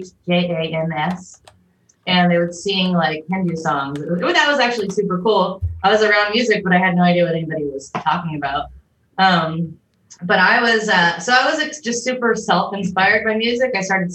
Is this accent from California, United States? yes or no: yes; San Diego, California, United States; also born or lived in Chula Vista / Ramona; I'm from San Diego. Oh, born and raised.